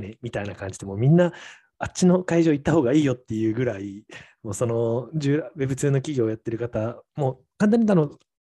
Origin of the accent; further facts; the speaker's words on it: Naha, Okinawa, Japan; もう僕も地元の那覇というか、いつもはもう本当に毎週末飲んでいた那覇